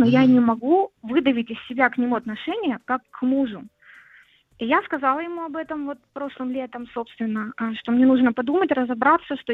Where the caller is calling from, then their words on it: Saint Petersburg, Russia; я из Питера.